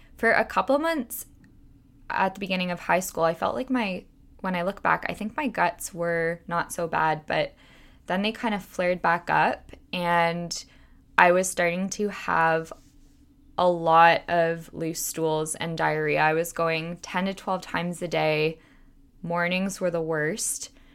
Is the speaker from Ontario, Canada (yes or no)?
yes; Toronto, Ontario, Canada; I was born and raised in Toronto, and I still live here now